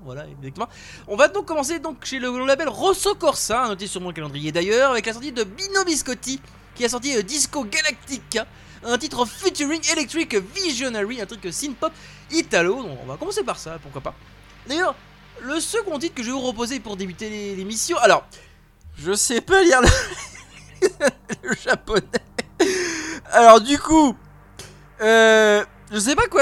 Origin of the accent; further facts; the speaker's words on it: France; chez nous en France